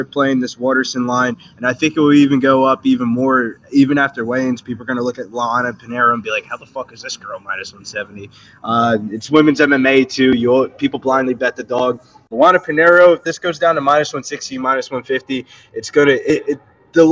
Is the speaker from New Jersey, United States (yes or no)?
yes; New Jersey, United States; He's from South Jersey